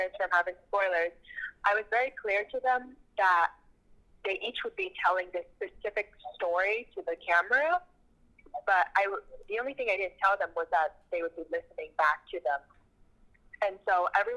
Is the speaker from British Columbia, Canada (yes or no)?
no; Toronto, Ontario, Canada; my hometown